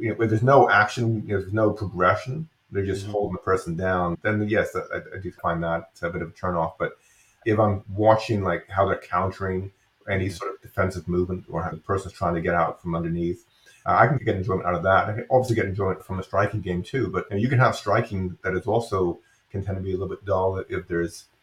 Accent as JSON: {"language": "English", "region": "England", "country": "United Kingdom", "tie": "born or raised there", "moved": "yes", "said": "I grew up in England."}